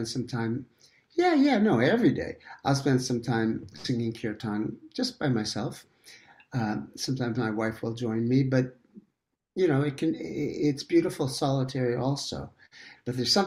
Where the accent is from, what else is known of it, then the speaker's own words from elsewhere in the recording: New York City, New York, United States; I grew up in Manhattan and in New York